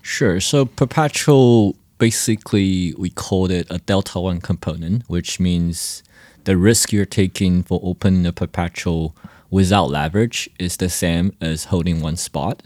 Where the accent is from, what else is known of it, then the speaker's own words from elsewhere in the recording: Taiwan; I'm from Taiwan and currently based in Taiwan.